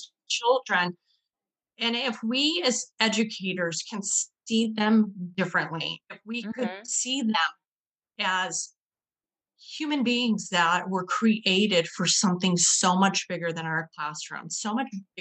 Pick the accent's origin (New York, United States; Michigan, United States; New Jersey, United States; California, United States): Michigan, United States; Northern; born and raised here in Michigan. I'm from Northern Michigan, which is very woodsy, lakes, streams